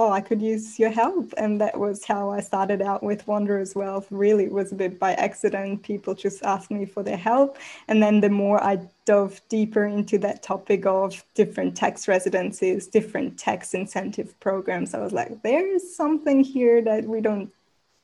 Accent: Switzerland; moved away as an adult; also born or lived in Mexico / Australia; now in Bali, Indonesia; I was born in Mexico, grew up in Switzerland, moved to Australia 7 years ago

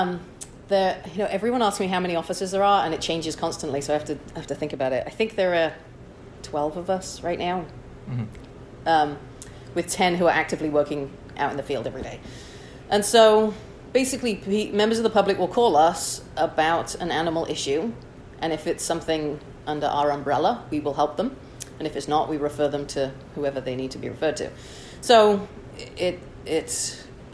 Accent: Chester, North West England, United Kingdom; moved away as an adult; also born or lived in Wichita, Kansas; now in San Francisco, United States; I'm originally from Chester, England.

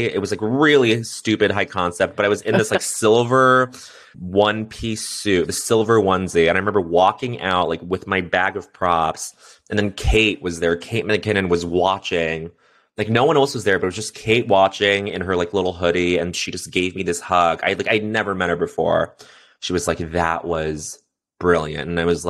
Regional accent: Quebec, Canada; yeah, I grew up in Quebec and I speak French.

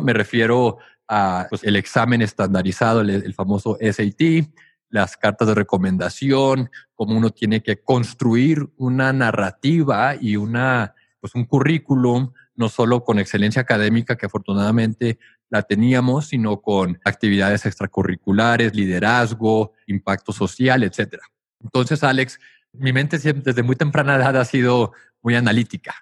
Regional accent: Tijuana, Baja California, Mexico; moved away as an adult; also born or lived in United States / New York; yo crecí en Tijuana hasta los 18 años que me fui a estudiar a Estados Unidos

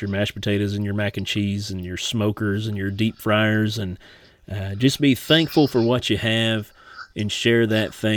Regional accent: Martin County, Kentucky, United States; moved away; back in Martin County of my hometown

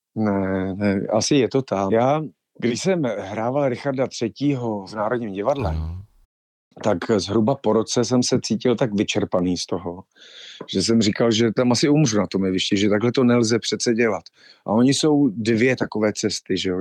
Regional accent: Ostrava, Moravian-Silesian Region, Czechia; moved away as an adult; also born or lived in Havířov / Krkonoše; now in Prague, Czechia; Letos to bude dvacet let, co jsem z Ostravy odešel

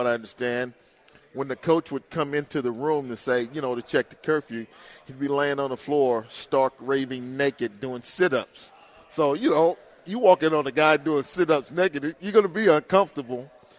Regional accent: Houston, Texas, United States; also born or lived in Baton Rouge, Louisiana / Minnesota; born and raised in Houston.

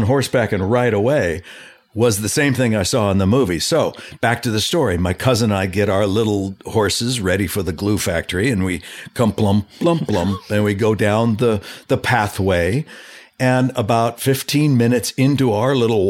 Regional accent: Los Angeles, California, United States; I was born and raised in Southern California, in the valley, mm-hmm. in Canoga Park.

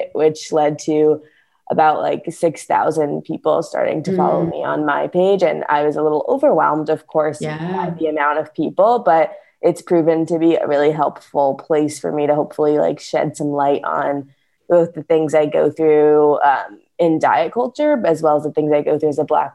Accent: St. Louis, Missouri, United States; also born or lived in Evanston, Illinois; I'm currently working from home in my hometown of St. Louis

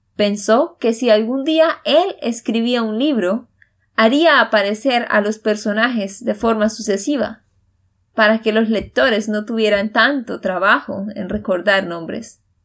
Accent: Santander, Colombia; de Santander, Colombia

